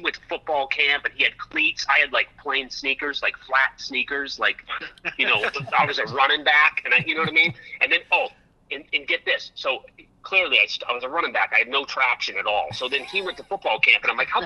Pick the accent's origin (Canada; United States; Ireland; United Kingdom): United States; Portsmouth, New Hampshire; moved away as an adult; also born or lived in Kittery, Maine / Los Angeles; I was born in Portsmouth, which is right on the ocean, right on the water in Portsmouth, New Hampshire